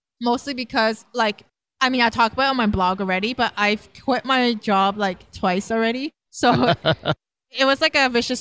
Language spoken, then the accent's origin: English; Canada; moved away as an adult; now in Lausanne, Switzerland; I'm a Canadian. I used to be a CPA and I quit my job to move abroad